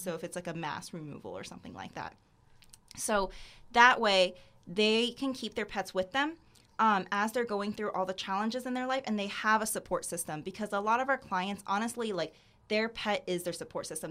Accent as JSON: {"language": "English", "town": "Sarasota", "region": "Florida", "country": "United States", "also_born_or_lived": "Gainesville, Florida", "said": "I'm from Sarasota, Florida."}